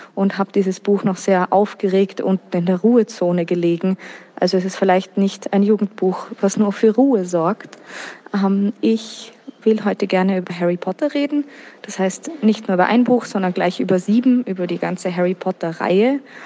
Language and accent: German; Vienna, Austria; Ich komme ursprünglich aus Wien und bin bis jetzt auch noch dort geblieben